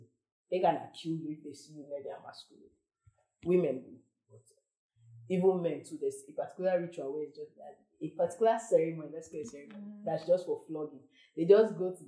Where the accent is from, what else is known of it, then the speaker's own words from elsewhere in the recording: Arochukwu, Abia, Nigeria; I'm from Abia State, Arichukwu.